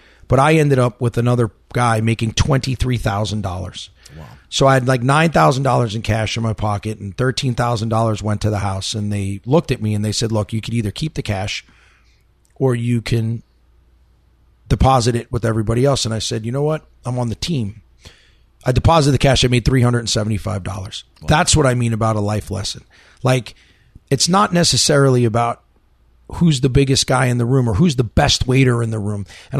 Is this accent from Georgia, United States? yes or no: no; New York, United States; I'm from New York.